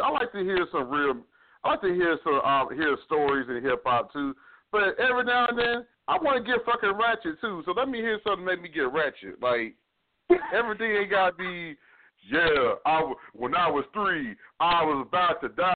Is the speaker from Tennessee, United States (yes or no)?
no; Fort Worth, Texas, United States; I'm from Fort Worth